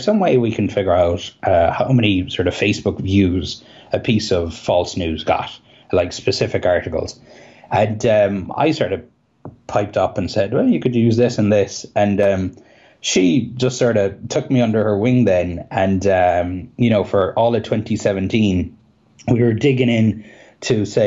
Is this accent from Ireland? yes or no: yes; Cahersiveen, Munster, Ireland; accent: Kerry; moved away; also born or lived in Belfast; I'm from Carseveen in County Kerry